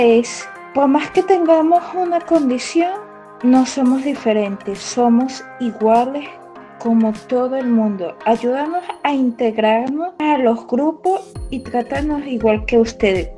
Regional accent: Caracas, Capital District, Venezuela; now in Katy, United States; Soy originalmente de Caracas, Venezuela y actualmente me encuentro en Katy, Texas, Estados Unidos.

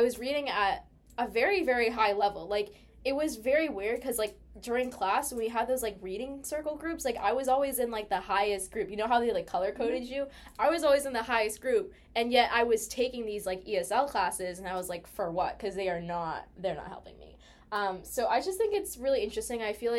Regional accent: United States; born or raised there; accent: American

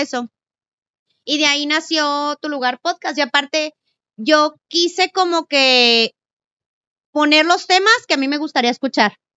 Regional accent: Camargo, Chihuahua, Mexico; soy de Camargo

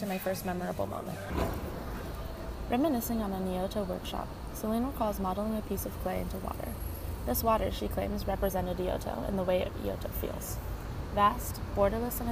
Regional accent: Arvada, Colorado, United States; I'm from Arvada, Colorado

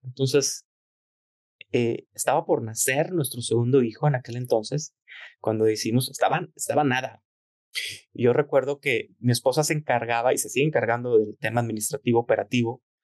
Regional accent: Torreón, Coahuila, Mexico; also born or lived in Monterrey; yo soy de Torreón, todos los días iba yo en las tardes a hacer mi tarea en la quesería

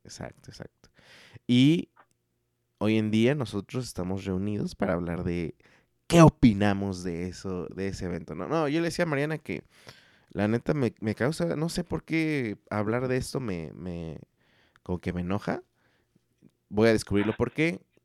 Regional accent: Mexico; como mexicano

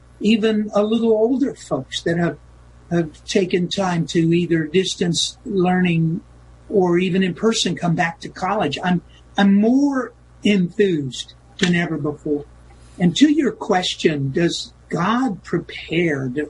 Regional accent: United States; as an American, as a believer in individual liberty

